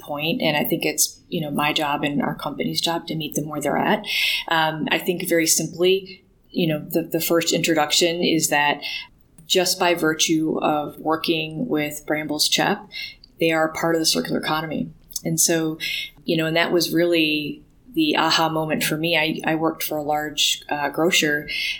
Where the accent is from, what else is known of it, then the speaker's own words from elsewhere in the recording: Ann Arbor, Michigan, United States; Growing up in Ann Arbor, Michigan